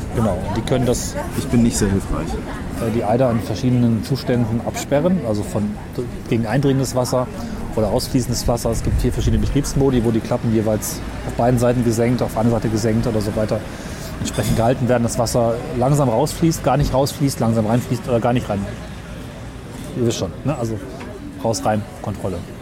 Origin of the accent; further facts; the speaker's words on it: Germany; bei mir zu Hause in dem Dorf, wo ich aufgewachsen bin